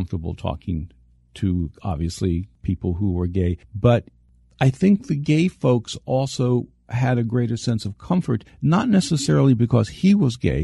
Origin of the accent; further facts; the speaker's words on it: United States; as an American